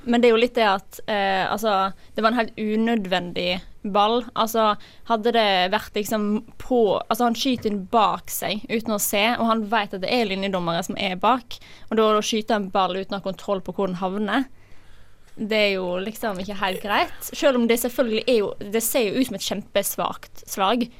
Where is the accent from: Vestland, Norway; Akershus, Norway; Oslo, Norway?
Vestland, Norway; Odda; 23 år, fra Odda i Hardanger